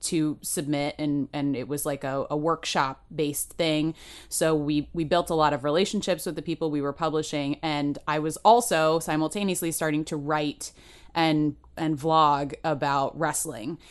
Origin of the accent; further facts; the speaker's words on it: United States; now in United Kingdom; I'm American